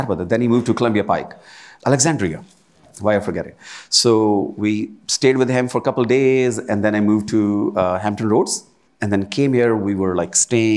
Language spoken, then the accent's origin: English; India; moved away as an adult; also born or lived in Williamsburg, Virginia; now in United States; that part where I was born